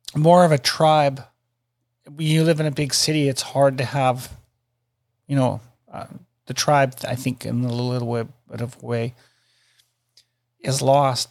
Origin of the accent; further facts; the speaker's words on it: Canada; I'm Canadian